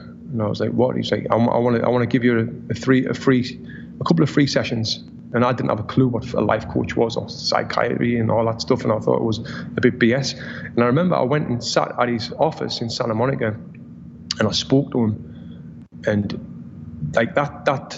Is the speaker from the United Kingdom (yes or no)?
yes; Sunderland, North East England, United Kingdom; moved away as an adult; now in United States; In my hometown in Sunderland, I was the only ever Olympian from the city